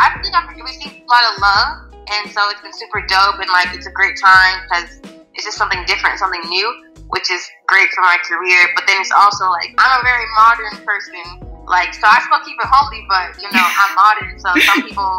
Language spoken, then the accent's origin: English; Nigeria; I guess being Nigerian just helped me relate to people better, because I'm just not in one cultural mindset